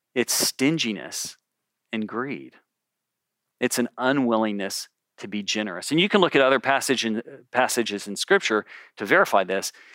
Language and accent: English; Memphis, Tennessee, United States; now in California, United States; I'm from Memphis